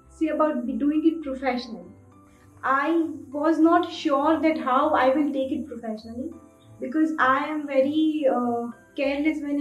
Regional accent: Udaipur, Rajasthan, India; Basically, I'm from Udaipur, settled in Udaipur.

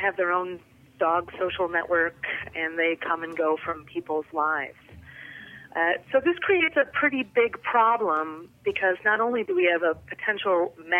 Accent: Detroit, Michigan, United States; growing up in Detroit

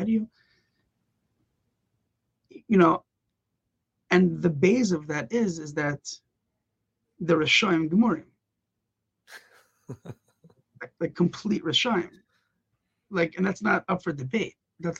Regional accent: Los Angeles, California, United States; also born or lived in Israel; when I grew up half in Israel, half in America, but I did my high school years in Los Angeles

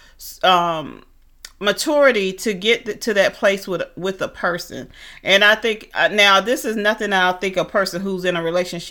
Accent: Atlanta, Georgia, United States; moved away; I'm from Atlanta

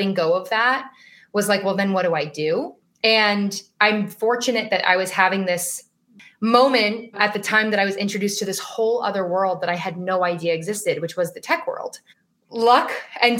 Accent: Las Vegas, Nevada, United States; moved away as an adult; now in Boston, United States; So born and raised in Las Vegas

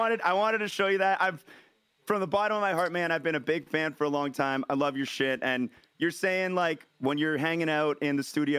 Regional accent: Windsor, Ontario, Canada; I'm from Windsor, Ontario. I'm from Canada.

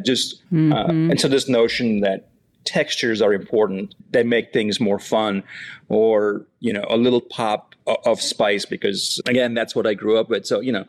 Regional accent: Oxford, Mississippi, United States; And then you say, I'm from Oxford, Mississippi. And the follow-up question is always, no, where are you really from? And then I say, I'm from Oxford, Mississippi.

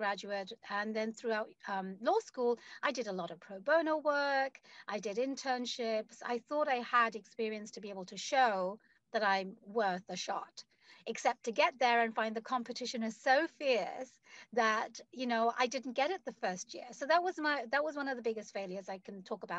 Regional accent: London, United Kingdom; moved away as an adult; now in United States; I was born and raised in London.

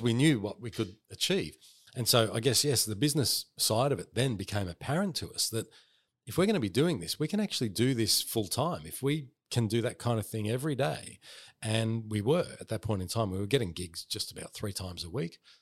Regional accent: Northmead, New South Wales, Australia; I grew up in Northmead

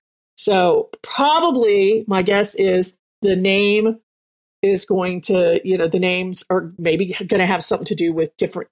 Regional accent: Germany; moved away; growing up in Germany

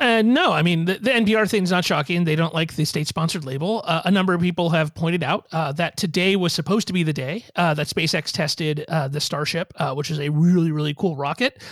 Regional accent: Sacramento, California, United States; I grew up in Sacramento

